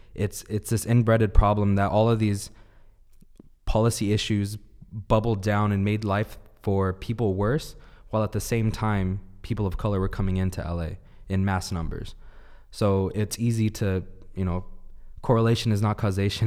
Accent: Downey, California, United States; My hometown, Downey

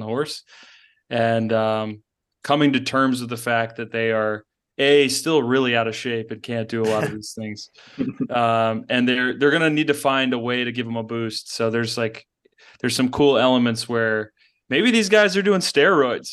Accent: Baltimore, Maryland, United States; I'm from Baltimore

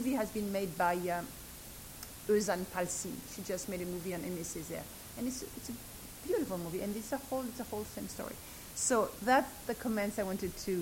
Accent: Algeria; I'm a Jew from North Africa, having been colonized by the French

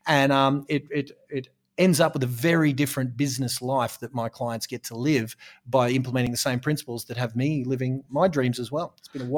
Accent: Australia; it's beautiful, hot down here in Australia. And so I suppose I'm an Australian real estate coach

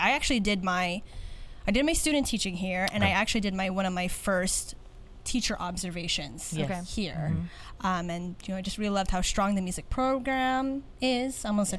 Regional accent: Philippines; I'm a Filipina music educator.

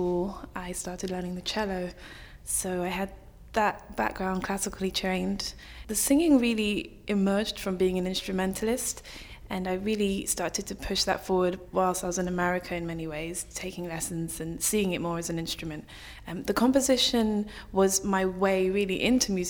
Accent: London, United Kingdom; moved away as an adult; also born or lived in New York, United States; I'm from North London originally, so born and bred here

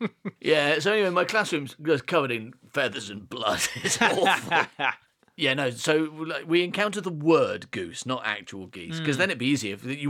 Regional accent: Coalville, East Midlands, United Kingdom; accent: northern; That's because we grew up in a place with a fairly strong northern accent. Although we're from the Midlands, Coville has a weird northern accent in the middle of Leicestershire.

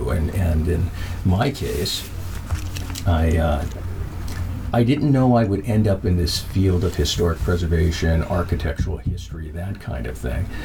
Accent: Minnesota, United States; also born or lived in Germany; I was born in Frankfurt, Germany, uh, my brother was born in Colorado Springs, so we were at the military bases there. Uh, eventually, we came back home here to Minnesota, and uh, most of my life, the vast majority of my life, has been here in Minnesota.

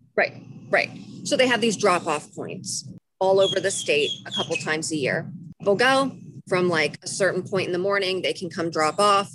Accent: farm country outside Harrisburg, Pennsylvania, United States; moved away; I grew up in in Pennsylvania, right, mm-hmm. which is very different for at least with my experience in like kind of farm country outside Harrisburg.

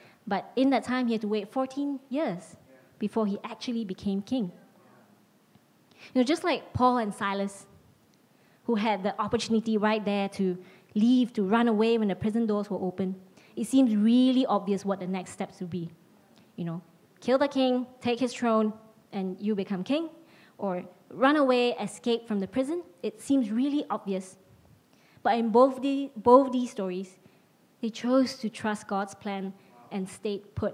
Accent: Penang, Malaysia; moved away as an adult; also born or lived in Nilai, Malaysia / United States; now in London, United Kingdom; I was moving from Penang to Nilai, and a high school friend of mine from my hometown

